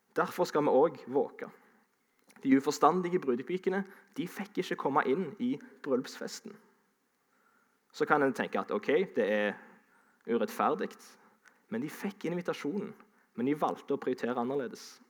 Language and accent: Norwegian; Sandnes, Rogaland, Norway; also born or lived in Ålesund; Jeg eh, er jo fra Sandnes, men jeg er stolt av å kunne si at jeg er egentlig halvt ålesunder.